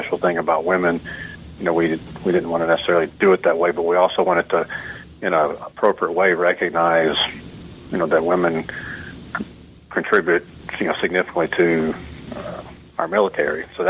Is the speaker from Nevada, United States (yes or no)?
no; Georgia, United States; I'm obviously not from New York City. I'm from a small town in Georgia